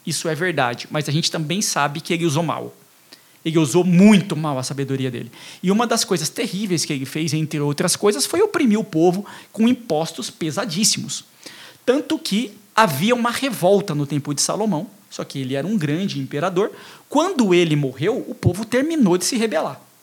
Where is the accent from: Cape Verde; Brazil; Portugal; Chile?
Brazil; Carapicuíba, Barueri, São Paulo; a gente é daqui de Carapicuíba, de Barueri, aqui da região